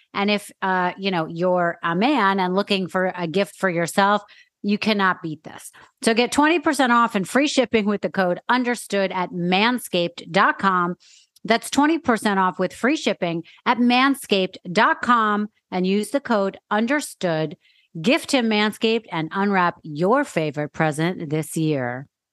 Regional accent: New York, United States; Growing up in New York, I feel like I've been watching Dwight Gooden my whole life.

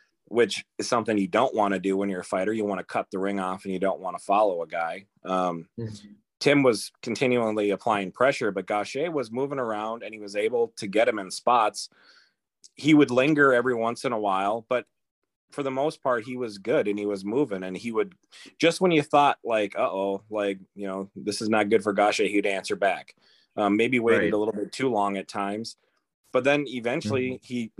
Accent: Minnesota, United States; as a Minnesotan

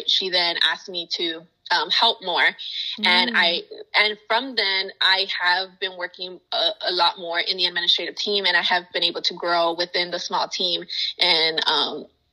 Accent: United States; first language Spanish; English is a second language; I am a child of Mexican immigrants. I am first generation American here. And growing up, I you know, Spanish was my first language

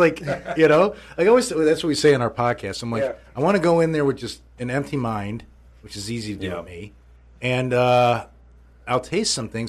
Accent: Chicago, Illinois, United States; I mean, I'm from Chicago, so.

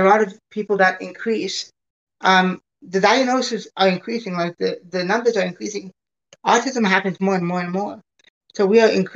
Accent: Hamilton, Ontario, Canada; now in United States; I was born in Canada. Born at McMaster Hospital

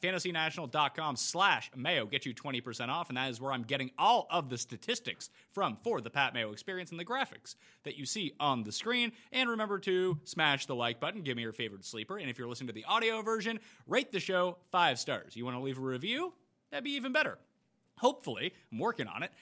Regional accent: Canada; being Canadian

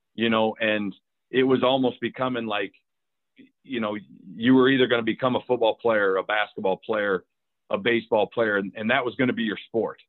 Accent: Cedar Falls, Iowa, United States; grew up in Cedar Falls, Iowa

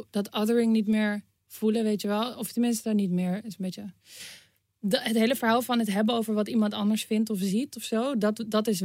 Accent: Amsterdam, North Holland, Netherlands; Eh, Nederland. Ja, Amsterdam.

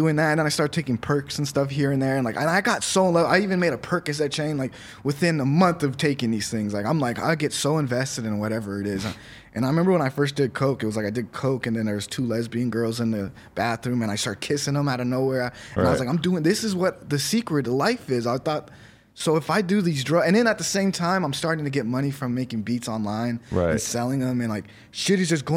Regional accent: Palmdale, California, United States; I'm from Palmdale

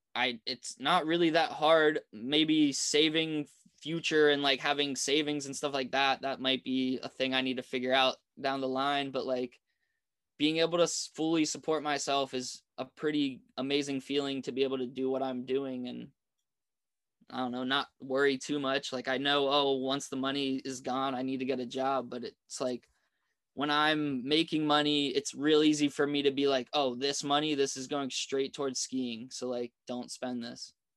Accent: East Coast, United States; My resort growing up on the East Coast

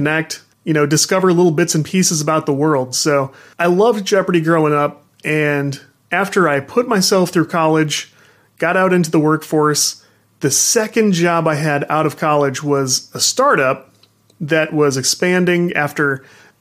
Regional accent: St. Louis, Missouri, United States; I am from the St. Louis region

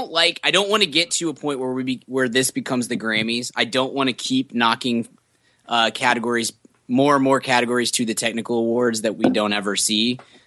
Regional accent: United States; I'm too American to watch any foreign films.

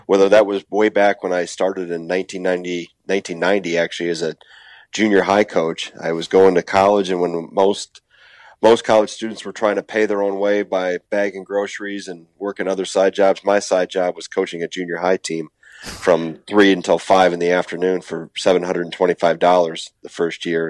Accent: Wisconsin, United States; not leave my home state

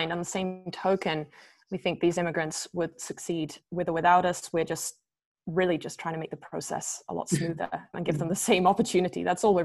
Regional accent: United Kingdom; moved away as an adult; also born or lived in Milan / London / Barcelona / Vancouver; I'm a Brit, and I was a young and hungry operator

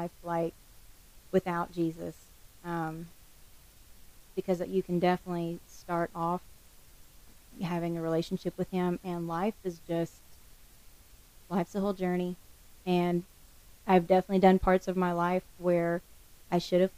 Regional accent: the Ozarks, Arkansas, United States; moved away as an adult; also born or lived in Houston, Texas; now in Delaware, United States; I grew up in the Ozarks in Arkansas, so I was definitely a mountain kid running around

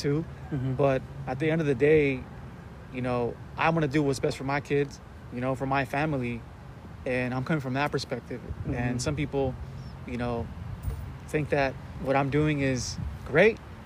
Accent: Los Angeles, California, United States; also born or lived in Lincoln Heights, Los Angeles; I moved to the Wilshire Center when I was about from 0 to about 4 years old. I was raised there

